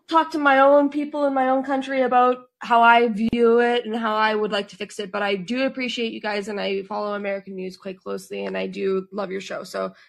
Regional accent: Canada; I'm from Canada.

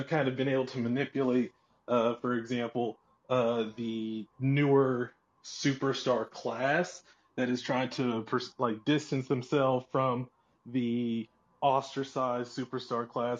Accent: Durham, North Carolina, United States; I grew up in Durham. I grew up around Duke

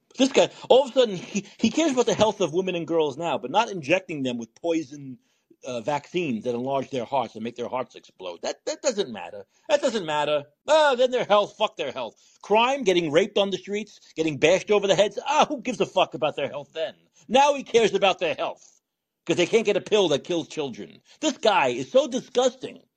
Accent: New York, United States; I'm from New York

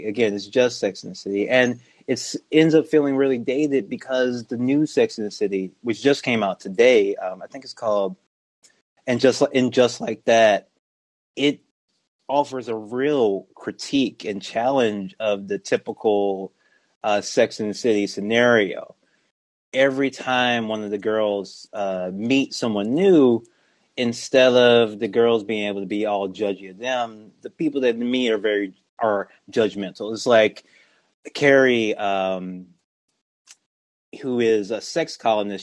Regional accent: Louisiana, United States; I'm from Louisiana

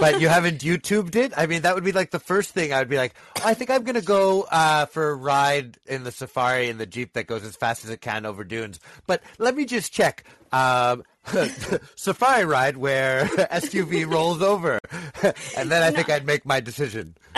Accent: Canada; as a Canadian

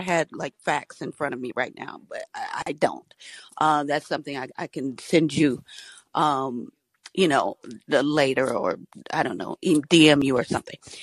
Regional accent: Georgia, United States; I'm from Georgia

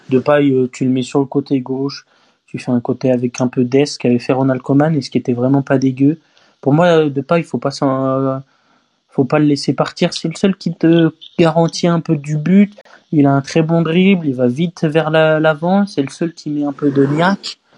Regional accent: Marseille, Provence-Alpes-Côte d'Azur, France; Bah, je suis Marseillais, donc bon.

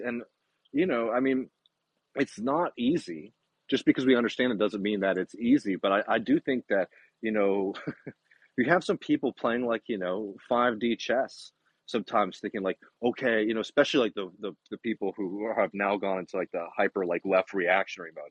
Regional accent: Texas, United States; I'm a Texan

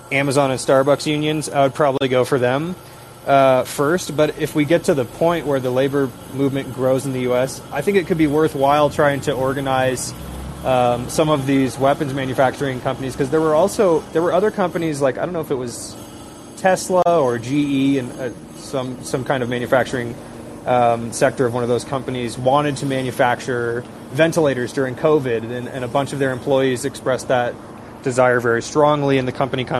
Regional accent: Seattle, Washington, United States; moved away; I'm originally from Seattle, where there's a big industrial district along the Duwamish River there

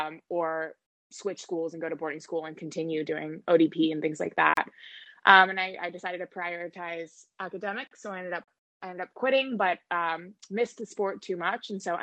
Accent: Greenwich, Connecticut, United States; I'm from Greenwich, which is kind of a little blip on the east coast

